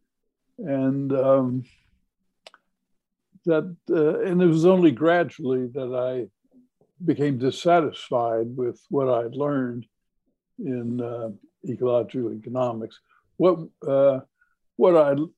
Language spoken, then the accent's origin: English; Texas, United States; growing up in Texas